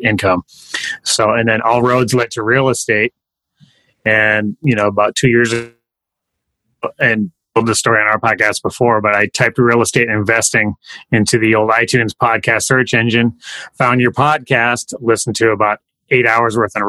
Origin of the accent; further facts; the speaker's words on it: Fargo, North Dakota, United States; Fargo, North Dakota, upper Midwest, baby. We can touch Canada